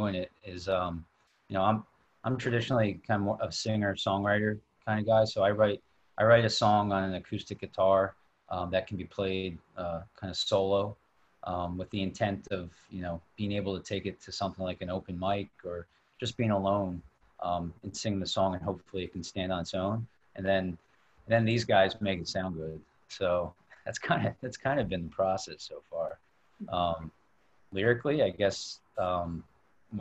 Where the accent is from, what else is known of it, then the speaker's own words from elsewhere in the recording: New York City, New York, United States; We're from Queens, Astoria